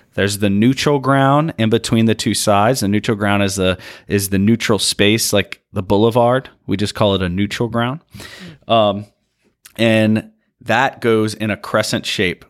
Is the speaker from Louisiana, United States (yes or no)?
yes; Louisiana, United States